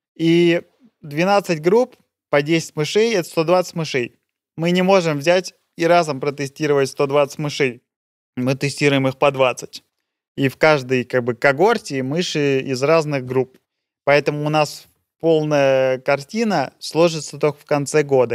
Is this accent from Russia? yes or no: yes; Russia; moved away as an adult; now in Switzerland; Есть у нас на родине такое представление